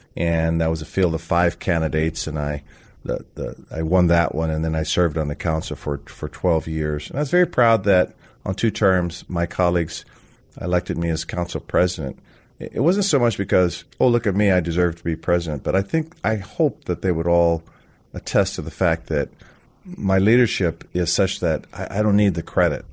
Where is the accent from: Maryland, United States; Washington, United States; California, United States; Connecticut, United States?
Washington, United States; Seattle; I was born on Capitol Hill at Cabrini Hospital